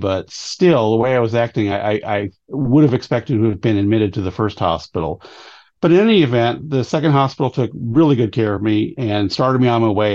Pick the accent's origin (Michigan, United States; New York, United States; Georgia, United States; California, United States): California, United States; San Francisco; moved away as an adult; also born or lived in Virginia; now in Shenandoah Valley, Virginia, United States; I was born in San Francisco, California, and lived there for many years until the uh, late 90s when I moved to Virginia to get married.